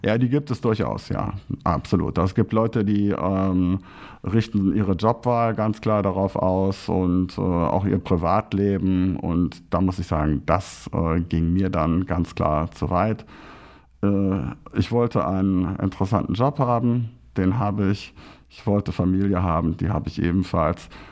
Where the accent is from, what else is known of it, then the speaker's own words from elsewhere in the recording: Braunschweig, Lower Saxony, Germany; now in Krefeld, Germany; meine Heimatstadt Braunschweig hat immerhin den größten Karnevalsumzug in Norddeutschland.